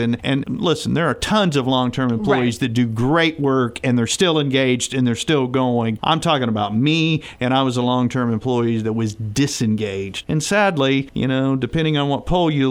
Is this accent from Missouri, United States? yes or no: yes; Southwest Missouri, United States; I grew up in Southwest Missouri.